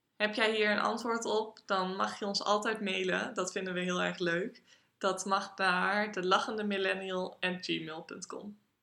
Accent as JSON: {"language": "Dutch", "region": "Groningen", "country": "Netherlands", "said": "Ik kom uit Groningen en ik woon in Groningen."}